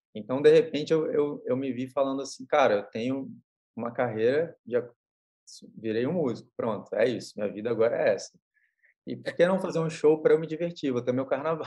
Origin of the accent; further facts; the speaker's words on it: Espírito Santo, Brazil; eu, como capixaba, sou